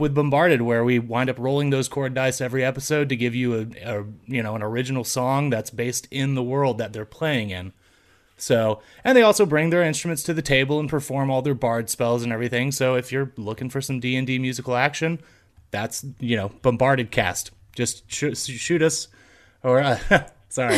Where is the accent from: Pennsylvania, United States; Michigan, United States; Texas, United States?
Texas, United States; Fort Worth; We're all from Fort Worth, Texas